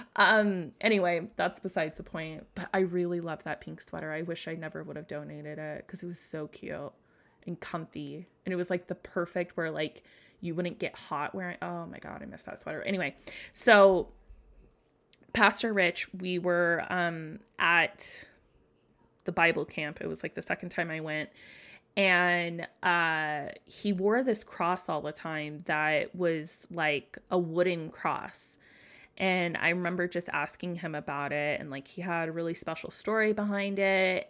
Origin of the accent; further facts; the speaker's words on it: United States; I grew up in America, so there's a lot of Christians around here